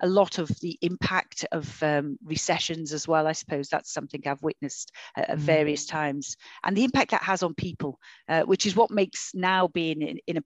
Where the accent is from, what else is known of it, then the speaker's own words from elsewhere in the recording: Liverpool, North West England, United Kingdom; also born or lived in Knowsley; I grew up in Liverpool. You know, I grew up in the 70s and 80s and 90s in Liverpool.